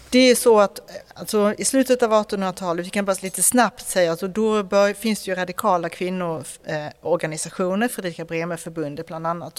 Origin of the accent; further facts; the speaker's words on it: Skåne, Sweden; jag är från Skåne